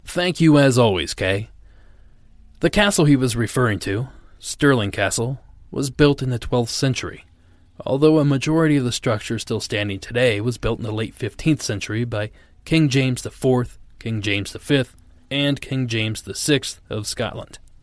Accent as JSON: {"language": "English", "region": "South Region", "country": "Brazil", "moved": "as an adult", "lives_now": "Maryland, United States", "said": "I'm originally from South Brazil, but I have lived in Maryland for almost five years"}